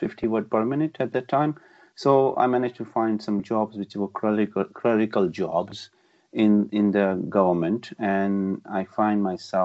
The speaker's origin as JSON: {"language": "English", "country": "Pakistan", "tie": "born or raised there", "also_born_or_lived": "Birmingham", "moved": "as an adult", "lives_now": "United Kingdom", "said": "been born and brought up in Pakistan"}